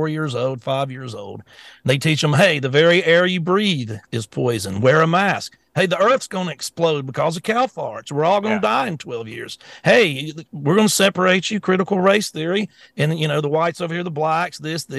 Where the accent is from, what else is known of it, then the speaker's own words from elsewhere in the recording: the South, United States; I'm from the South